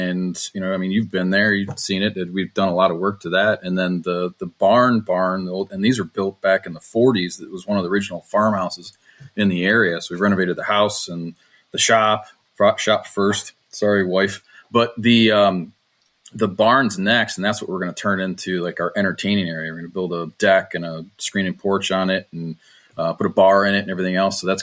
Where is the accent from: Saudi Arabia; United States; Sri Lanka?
United States; Detroit, Michigan; I'm from Motor City, so there's a lot of engineers who have built houses and built big garages to go along with them. So there's good inventory here